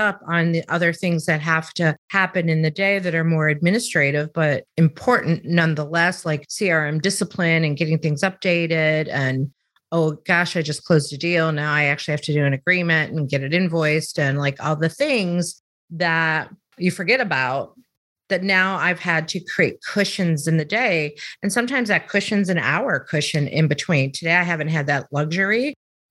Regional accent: Chicago, Illinois, United States; moved away; also born or lived in the South; I'm from Chicago, which is the northern part of the country, or the Midwest part of the country

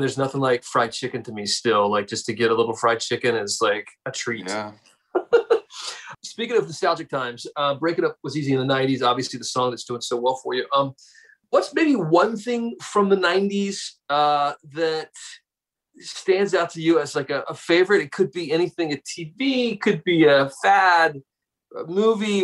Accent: South Carolina, United States; Growing up in South Carolina, same thing because uh, there was no other team for us but the Braves

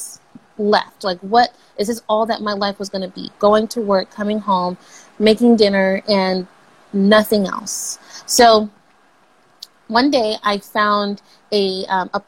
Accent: Los Angeles, California, United States; I'm from California, and like, Kobe was like everything here, especially growing up

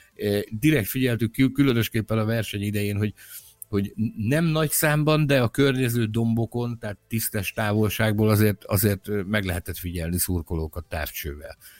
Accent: Hungary; mi magyarok

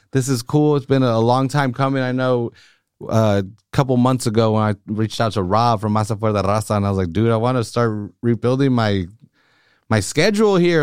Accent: Salinas, California, United States; I lived on the East Side till I was eleven

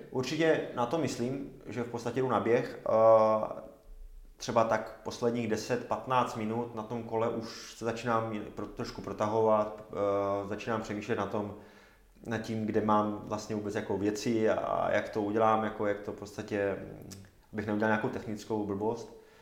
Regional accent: Zábřeh, Olomouc Region, Czechia; moved away; pocházím ze Zábřeha

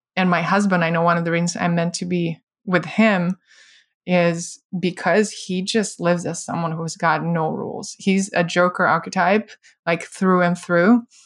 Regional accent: Russia; moved away; I grew up in Soviet, post-Soviet Russia

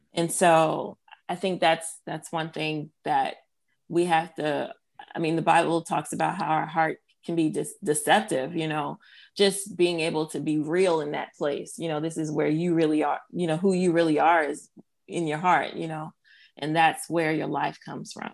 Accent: New Jersey, United States; now in Wake Forest, United States; I am of Haitian descent. My parents are both Haitian, and I'm from New Jersey.

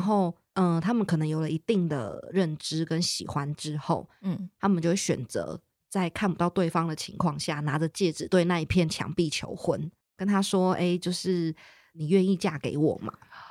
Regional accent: Taiwan; 因为我们是台湾人

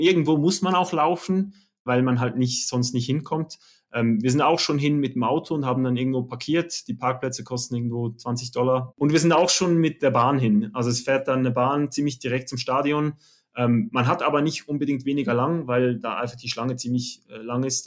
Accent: Oberkirch, Lucerne, Switzerland; ich komme aus Oberkirch in der Schweiz, so in, genau in der Mitte

